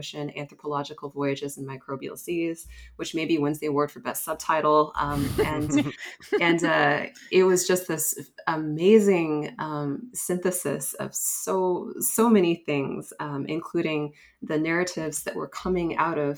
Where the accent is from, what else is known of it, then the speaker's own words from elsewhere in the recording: California, United States; I'm originally from California.